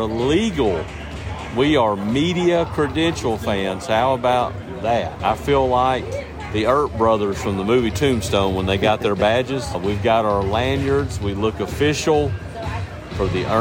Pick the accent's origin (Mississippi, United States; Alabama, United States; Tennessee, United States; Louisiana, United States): Alabama, United States; Birmingham; moved away; come back to my hometown